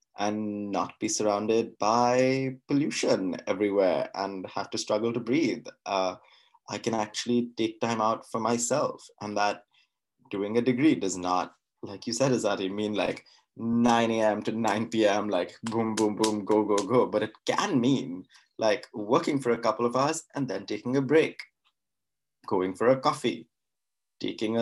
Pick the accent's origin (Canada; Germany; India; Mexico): India; Mumbai, Maharashtra; moved away as an adult; also born or lived in New York; now in Oxford, United Kingdom; I was born and brought up in Bombay.